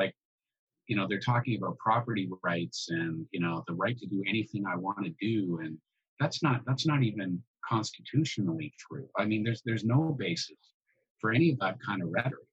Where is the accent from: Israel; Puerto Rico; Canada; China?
Canada; Orillia, Ontario; I grew up in Central Ontario